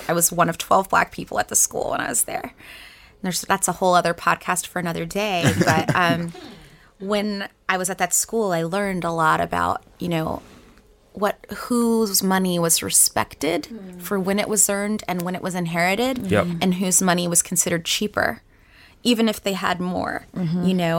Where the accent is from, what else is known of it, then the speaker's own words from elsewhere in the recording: Saudi Arabia; also born or lived in North Carolina / South Carolina; now in United States; So I am originally from the Carolinas. So South and North Carolina. I moved to Saudi Arabia for about 10 years. So I did most of my childhood there.